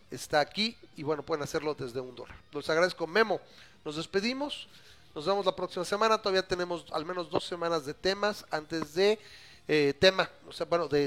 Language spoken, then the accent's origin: Spanish; Mexico; yo soy mexicano